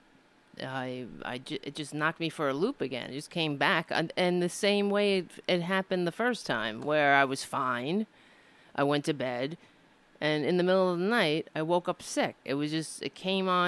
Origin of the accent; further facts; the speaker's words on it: United States; being an American